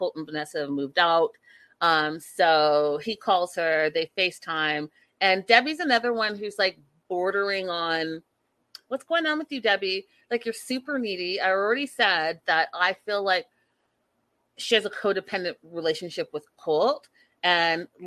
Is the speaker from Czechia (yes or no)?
no; Port Coquitlam, British Columbia, Canada; Connie's from my hometown